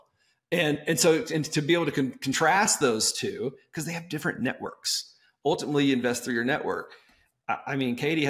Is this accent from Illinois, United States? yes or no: no; Texas, United States; I'm from Texas